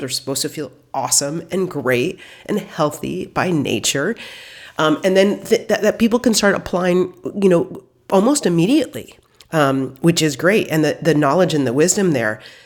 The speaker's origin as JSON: {"language": "English", "region": "Midwest", "country": "United States", "tie": "born or raised there", "said": "I grew up in the Midwest"}